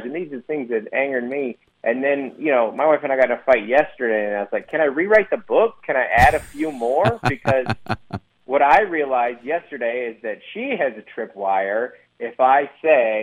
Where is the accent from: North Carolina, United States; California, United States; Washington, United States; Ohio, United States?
Washington, United States; Federal Way; I'm from Federal Way